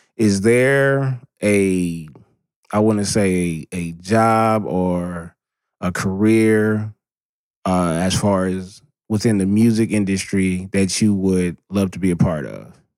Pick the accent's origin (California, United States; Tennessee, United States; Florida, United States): California, United States; Southern; born and raised in Southern California